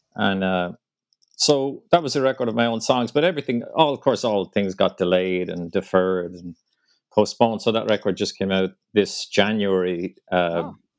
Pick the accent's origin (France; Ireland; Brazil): Ireland; moved away as an adult; now in New York, United States; I did manage to sneak in one trip back home to Ireland last month